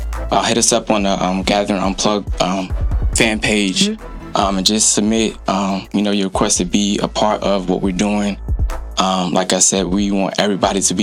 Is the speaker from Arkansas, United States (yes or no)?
no; New York, United States; moved away as an adult; I'm from New York, born and raised. I've been here a couple years